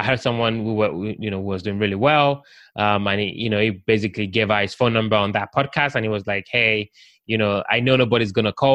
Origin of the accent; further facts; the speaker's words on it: London, United Kingdom; now in United States; I'm from the UK, I'm from London.